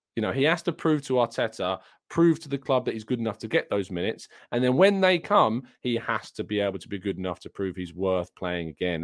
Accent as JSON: {"language": "English", "region": "England", "country": "United Kingdom", "said": "I'm English myself"}